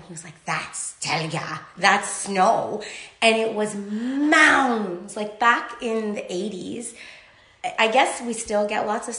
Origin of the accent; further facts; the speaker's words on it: Hamilton, Ontario, Canada; also born or lived in Baghdad, Iraq / Amsterdam, Netherlands / Osaka, Japan / Vancouver, Canada; I just love being Canadian. I love living here. And I've always lived in Hamilton apart from my forays into Japan for 2 years, where I lived in Osaka teaching English.